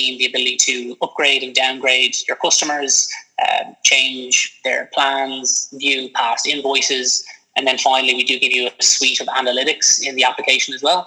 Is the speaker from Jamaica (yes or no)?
no; Dublin, Leinster, Ireland; I am a Dublin native. I'm from Dublin